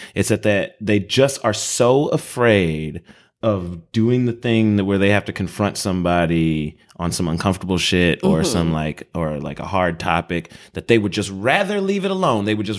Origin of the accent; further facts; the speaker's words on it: Chicago, Illinois, United States; I mean, we're in the Midwest. We're both from Chicago.